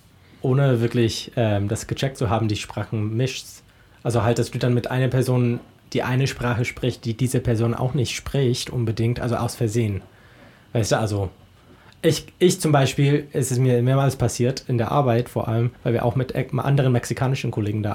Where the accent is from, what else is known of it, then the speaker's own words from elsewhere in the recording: United States; I'm definitely American in that sense too.